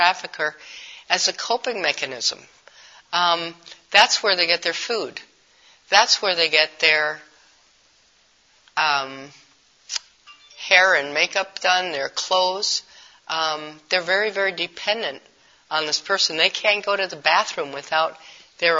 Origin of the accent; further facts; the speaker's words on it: Milwaukee, Wisconsin, United States; In our city, I'm from Milwaukee